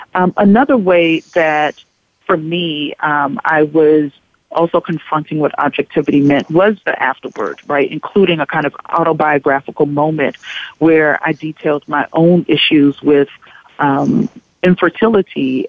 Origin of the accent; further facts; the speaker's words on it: Kingstree, South Carolina, United States; moved away; a black woman growing up in a very small southern town in South Carolina